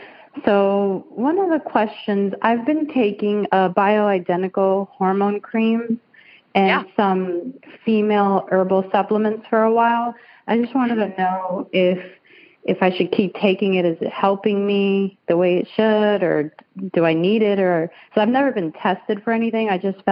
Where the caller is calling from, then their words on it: Lakeland, Florida, United States; I'm from Lakeland, Florida.